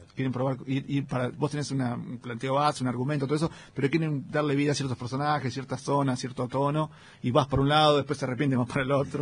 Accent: Remedios de Escalada, Buenos Aires Province, Argentina; Yo soy del Gran Buenos Aires, de la, una ciudad llamada Ramírez Escalada, que está en el partido de Lanús, entre Lanús y Banfield.

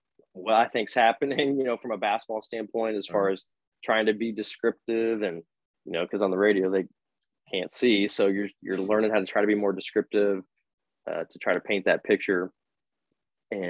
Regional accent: Lafayette, Indiana, United States; I grew up in Lafayette, went to all the games with my dad.

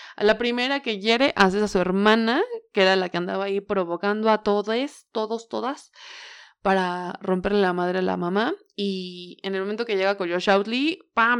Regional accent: Tula de Allende, Hidalgo, Mexico; born or raised there

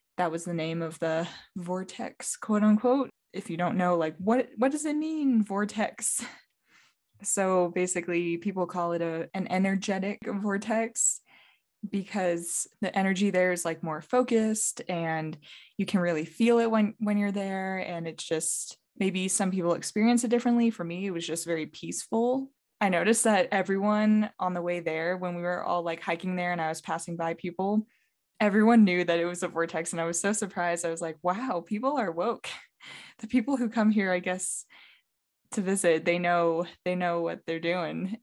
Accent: North Carolina, United States; I've been in the Southeast in the same state, North Carolina, for a very long time

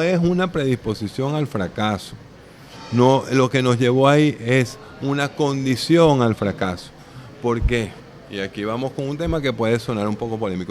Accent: Venezuela

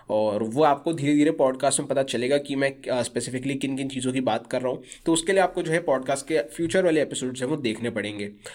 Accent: Kashipur, Uttarakhand, India; moved away as an adult; now in Surrey, Canada; मैं वैसे उत्तराखंड से बिलोंग करता हूँ इन इंडिया एक सिटी है काशीपुर करके वहाँ से बिलोंग करता हूँ

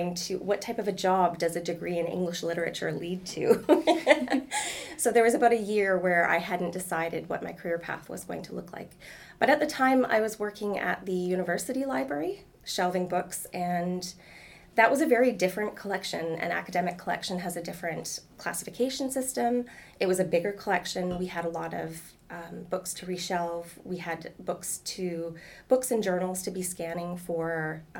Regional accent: Prince George, British Columbia, Canada; I'm from Prince George

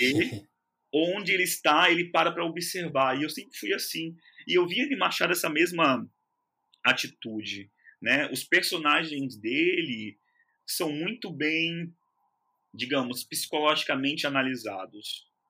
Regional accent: São Paulo, Brazil; moved away as an adult; now in Rio de Janeiro, Brazil; minha infância ela se passou no Capão Redondo, né, extremo sul de São Paulo.

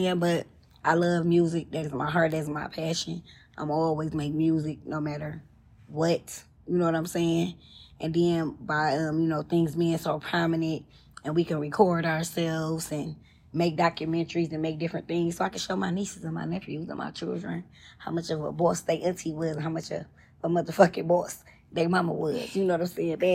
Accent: Detroit, Michigan, United States; moved away as an adult; now in Atlanta, United States; I'm from the East Side.

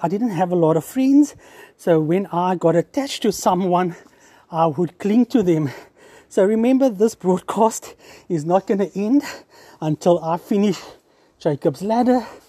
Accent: Cape Town, Western Cape, South Africa; 47 years old, born and bred in Cape Town

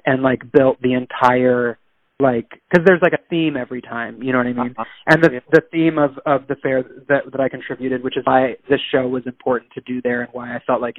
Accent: Bangkok, Thailand; because I grew up primarily in Bangkok, you know, but I am not a Thai national. I'm not of Thai descent.

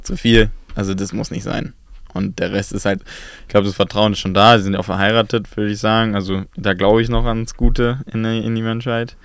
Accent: Berlin, Germany; es ist ja meine Heimat

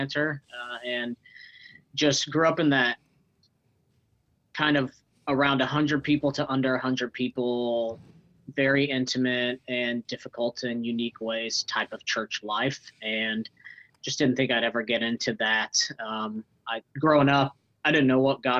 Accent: Kansas City, Missouri, United States; also born or lived in Northwest Arkansas / Raymore, Missouri; my middle school and teenage years, college years, were spent in Kansas City, Missouri, and Southwest Missouri

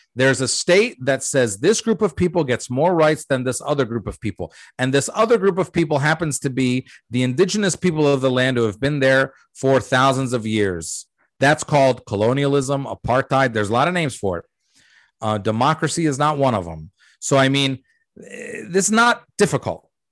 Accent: United States; also born or lived in Jordan; we came to America when I was three

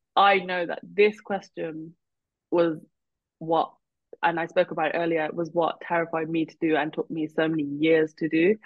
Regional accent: United Kingdom; we're Indian and I'm Punjabi, and then but I'm also British

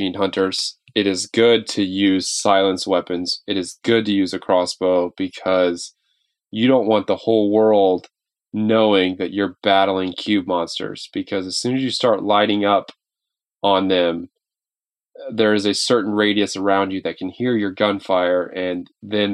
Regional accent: Kansas City, Missouri, United States; moved away; I was born here in Kansas City, Missouri

